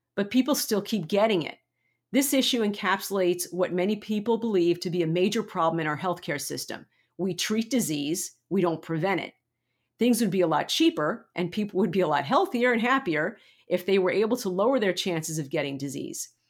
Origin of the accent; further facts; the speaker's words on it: United States; we, as an American community